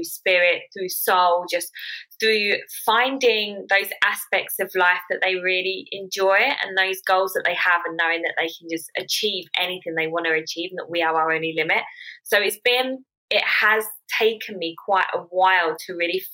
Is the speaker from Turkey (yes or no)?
no; United Kingdom; I'm 28 from London, Essex